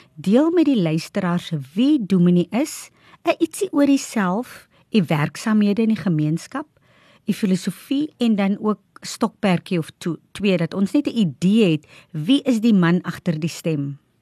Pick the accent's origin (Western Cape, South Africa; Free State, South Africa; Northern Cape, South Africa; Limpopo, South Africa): Northern Cape, South Africa; O'okiep, Namaqualand; Dit is nou my woonplek waar ek vandaan kom